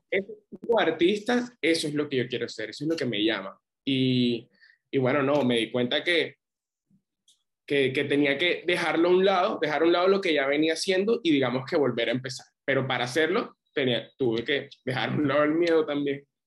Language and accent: Spanish; Barranquilla, Atlántico, Colombia; soy un barranquillero, 22 años